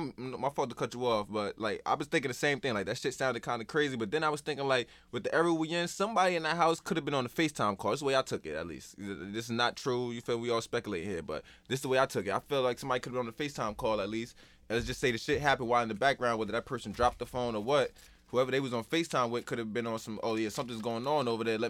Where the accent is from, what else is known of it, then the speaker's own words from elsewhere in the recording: New York, United States; I ain't going to say we, like, I'm from New York, but I felt like New York was bringing East Coast